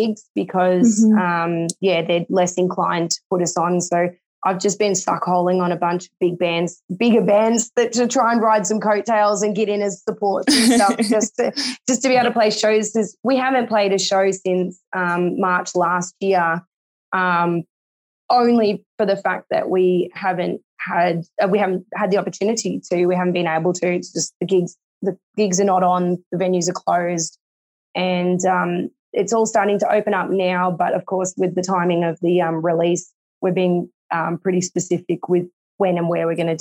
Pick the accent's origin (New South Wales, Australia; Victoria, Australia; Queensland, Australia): Victoria, Australia; Bendigo; I'm from Bendigo, which is about 2 hours away from Melbourne.